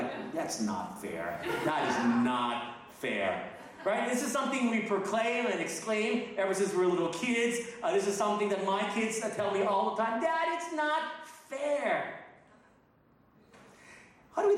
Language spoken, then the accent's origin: English; North Texas, United States; moved away as an adult; also born or lived in Philippines / Asia; I was born in the Philippines, but I grew up in Texas